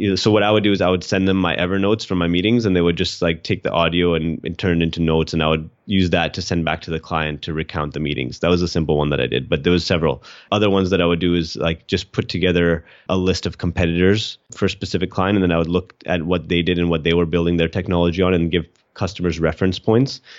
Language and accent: English; Edmonton, Alberta, Canada; moved away as an adult; also born or lived in Australia; now in Sydney, Australia; I was born in Edmonton, Alberta, Canada.